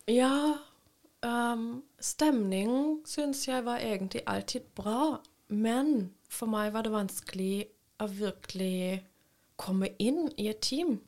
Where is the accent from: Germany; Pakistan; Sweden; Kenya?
Germany; Papenburg, Lower Saxony; Norwegian is a second language; moved away as an adult; also born or lived in Berlin; now in Norway; Jeg ble født i Berlin, men vokste opp ved eh, grensen til Nederland. i i en liten bu som okay. heter Papenburg